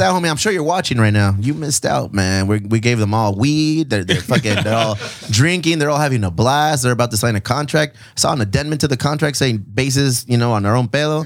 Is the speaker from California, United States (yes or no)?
yes; Chula Vista, California, United States; We're, we're from Chula Vista. We're from South San Diego